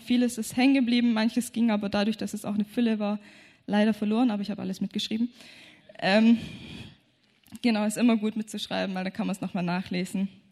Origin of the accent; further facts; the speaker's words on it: Germany; wir kommen aus Deutschland